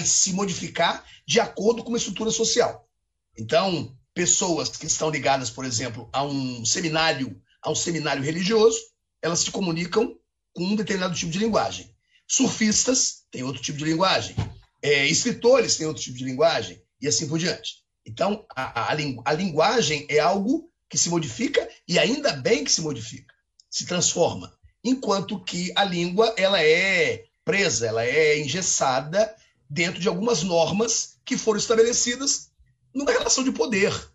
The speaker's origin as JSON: {"language": "Portuguese", "country": "Brazil", "accent": "Brazilian"}